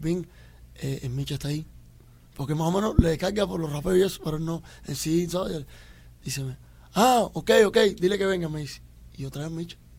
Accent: Cuba; now in Miami, United States; yo soy un latita cubano

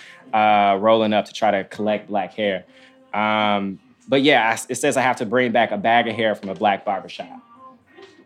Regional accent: Memphis, Tennessee, United States; I'm from Memphis, Tennessee

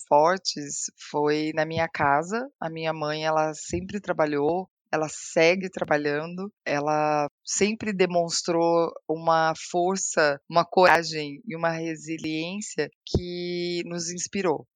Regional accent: Paraná, Brazil; now in São Paulo, Brazil; eu nasci no Paraná e eu cresci em um lar com pais que começaram a trabalhar muito jovens

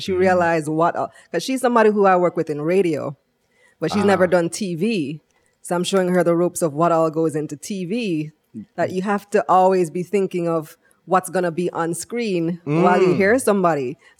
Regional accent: Belmopan, Cayo District, Belize; moved away as an adult; also born or lived in New York, United States; now in Jamaica; I'm from Belize. Mm-hmm. And that's where I grew up.

